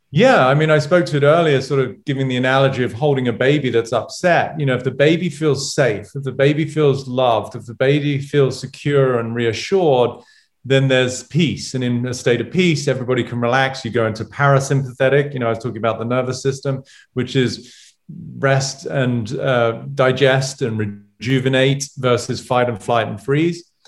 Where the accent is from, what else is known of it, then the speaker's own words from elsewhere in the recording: England, United Kingdom; moved away; one of my buddies from England growing up